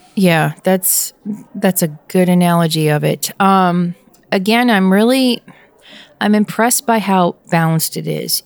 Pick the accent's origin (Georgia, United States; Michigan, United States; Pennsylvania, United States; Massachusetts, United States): Pennsylvania, United States; my home state is the uniqueness of the east side and the west side